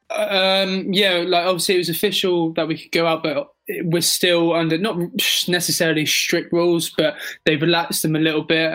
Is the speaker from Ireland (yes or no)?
no; England, United Kingdom; in London, in my home country